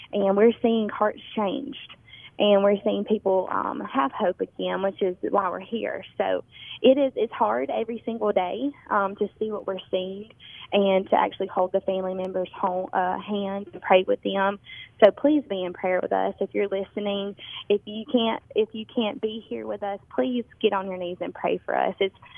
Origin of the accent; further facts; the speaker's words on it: Tupelo, Mississippi, United States; now in Omaha, United States; Tupelo, Mississippi.